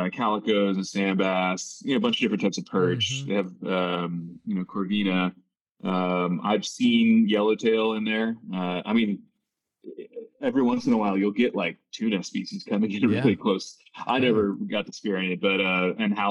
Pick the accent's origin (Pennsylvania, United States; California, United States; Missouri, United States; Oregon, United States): California, United States; Laguna Beach; moved away as an adult; also born or lived in New York / Chicago / Boston / Los Angeles; now in Bozeman, United States; I grew up. I was born in Southern California in a place called Laguna Beach.